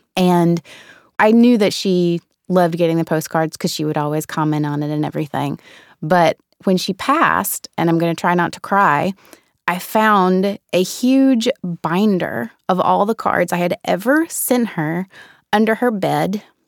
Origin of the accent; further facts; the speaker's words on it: the South, United States; Growing up in the South, there's such a rich history of oral tradition down there.